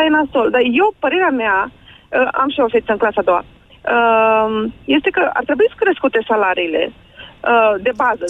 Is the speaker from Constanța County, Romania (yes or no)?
no; Iași, Iași County, Romania; sunt din Iași